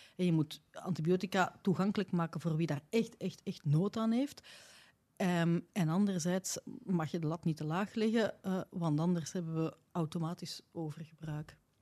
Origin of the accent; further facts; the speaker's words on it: Belgium; bij ons in West-Europa, of laat ons zeggen tenminste, naar in België